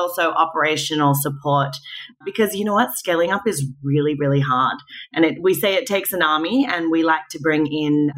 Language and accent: English; Australia; also born or lived in Manhattan, New York; now in New York, United States; I'm Australian